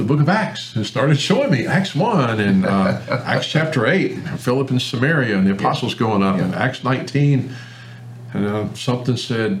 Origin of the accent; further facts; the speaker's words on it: Memphis, Tennessee, United States; I'm originally born and raised in Memphis, Tennessee. I was a very traditional Christian. I was a good old Southern Baptist boy. I loved my Southern Baptist brothers and friends. And I was raised in the Southern Baptist church